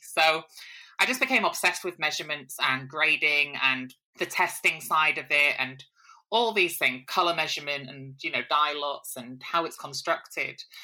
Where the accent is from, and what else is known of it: Hull, Yorkshire and the Humber, United Kingdom; born or raised there; moved away as an adult; also born or lived in Manchester